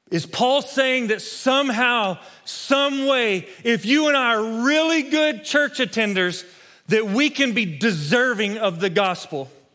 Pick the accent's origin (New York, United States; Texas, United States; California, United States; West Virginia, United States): Texas, United States; West; Growing up in West Texas, I spent a lot of time as a kid playing football